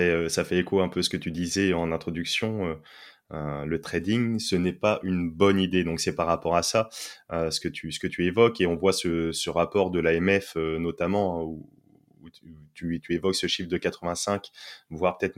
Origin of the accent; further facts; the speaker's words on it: France; par exemple, je suis français, je vais prendre, je, dis au hasard, mais une action Carrefour